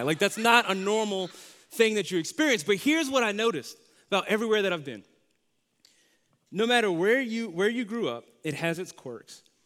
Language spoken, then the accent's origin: English; Louisiana, United States; moved away; also born or lived in Dallas, Texas; so after I lived in Louisiana, we moved to Dallas, Texas